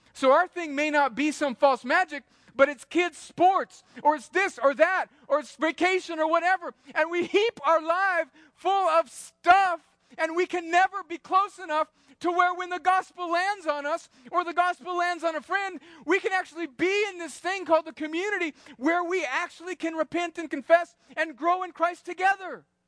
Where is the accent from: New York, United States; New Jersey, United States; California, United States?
California, United States; now in Georgia, United States; I grew up in California in the seventies